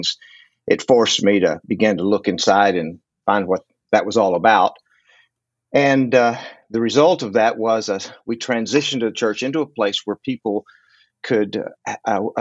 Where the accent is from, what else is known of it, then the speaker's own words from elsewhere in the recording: West Texas, United States; also born or lived in Fort Lauderdale, Florida; now in Fort Worth, United States; I grew up out in West Texas